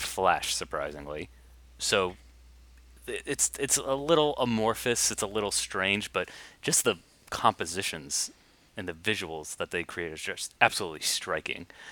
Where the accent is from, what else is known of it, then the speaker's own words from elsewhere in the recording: United States; as an American